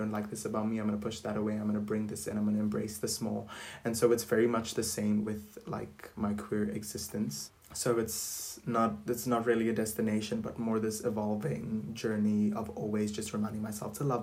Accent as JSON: {"language": "English", "country": "South Africa", "tie": "born or raised there", "said": "the city that I grew up in was very much, you know, embracive, is that a word? Of being who you want to be and not really discriminating against people, because I'm from South Africa"}